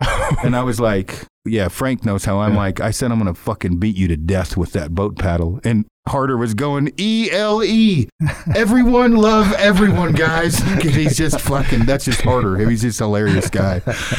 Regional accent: Alberta, Canada; I'm from Mule Deer in Alberta.

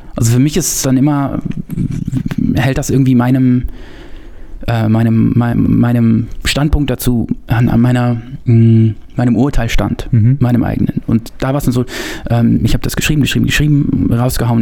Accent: North Rhine-Westphalia, Germany; ich bin Ostwestfale gebürtig, bin da so aus dem Purgatorium der Langeweile, Bielefeld, Paderborn, Gütersloh

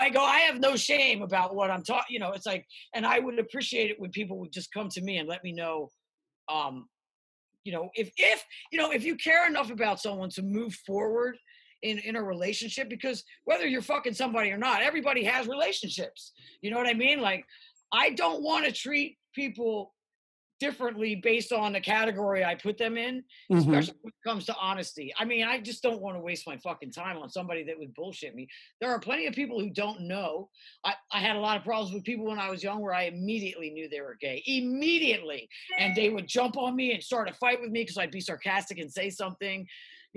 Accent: Philadelphia, Pennsylvania, United States; now in Los Angeles, United States; I grew up in Philly

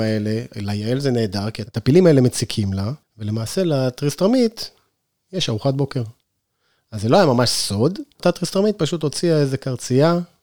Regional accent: Northern Israel, Israel; now in Sde Boker, Israel; אני לא נולדתי במדבר, אני נולדתי בצפון בכלל

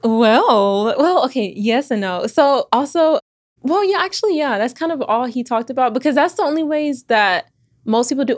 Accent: Houston, Texas, United States; moved away; also born or lived in Austin, Texas / Virginia; I was born in Austin, raised in Houston

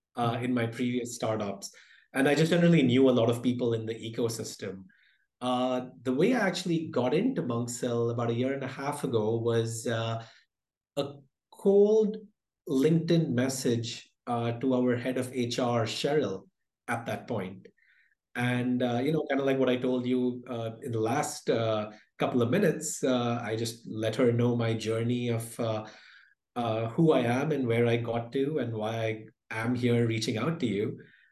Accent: India; born there; also born or lived in United Kingdom / Philippines; So I was born in India, lived across India, the UK, and the Philippines before going off to the US for my education.

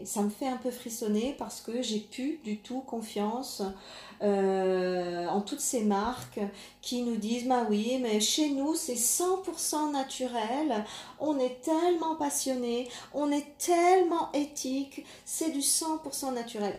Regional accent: France; Chez nous, en France

